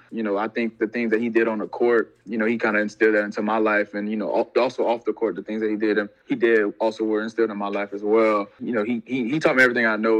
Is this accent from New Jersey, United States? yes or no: no; Opelousas, Louisiana, United States; I'm from Opelousas, Louisiana, a little small town in Louisiana